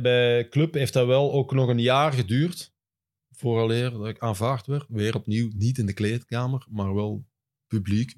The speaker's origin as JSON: {"language": "Dutch", "town": "Hoogstraten", "region": "Flanders", "country": "Belgium", "tie": "born or raised there", "said": "bij ons thuis in Hoogstraten"}